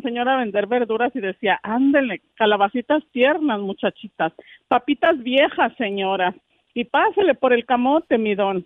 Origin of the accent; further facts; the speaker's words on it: outskirts of Zacatecas and Jalisco, Mexico; moved away; allá donde nací fue en un pueblo lejano, lejano, allá por las afueras de Zacatecas y Jalisco